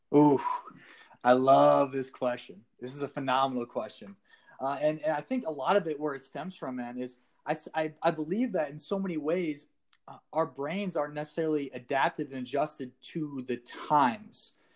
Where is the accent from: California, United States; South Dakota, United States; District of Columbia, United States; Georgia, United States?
South Dakota, United States; moved away as an adult; I was a personal trainer in my hometown for about six, seven months, um, and about halfway into that, I realized I needed to leave South Dakota